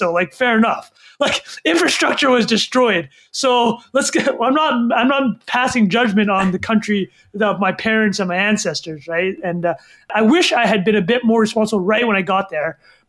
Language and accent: English; Vancouver, British Columbia, Canada; moved away as an adult; also born or lived in Calgary, Alberta / Saigon, Vietnam / Boston, United States / New York, United States; I was born in Calgary, Alberta. Me and my three siblings were all born there. And then in 94, when I was 9 years old, he moved to Vancouver. So Vancouver, where I am now, I grew up there for about 10 years.